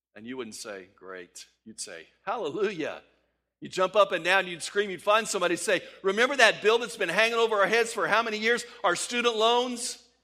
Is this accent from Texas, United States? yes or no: yes; El Paso, Texas, United States; moved away; since I lived there in El Paso where I grew up.